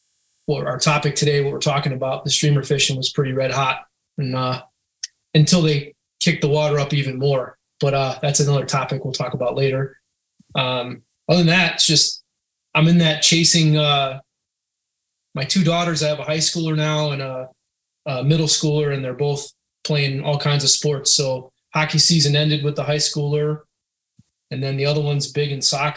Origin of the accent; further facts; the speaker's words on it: Western Massachusetts, United States; I grew up in Western Massachusetts, kind of in the foothills of the Berkshires